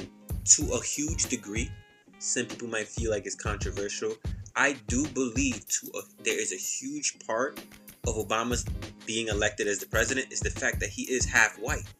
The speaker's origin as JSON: {"language": "English", "region": "New York", "country": "United States", "tie": "born or raised there", "said": "growing up in the African community, the African church, where you live is majority African. Like, you know, you see, like, you're just surrounded by Africans and stuff. And, like, African community, and like especially in New York"}